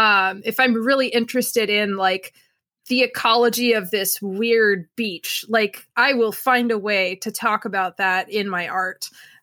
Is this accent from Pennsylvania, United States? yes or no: yes; Milford, Pennsylvania, United States; So I grew up in a little town called Milford, Pennsylvania, which is right in the tri-state area.